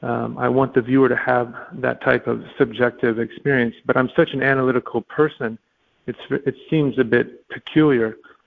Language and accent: English; Alaska, United States; also born or lived in different places; I grew up in Alaska and different places, and I always was struck by grand vistas, and I just kind of grew up like that naturally, and the capacity of the landscape.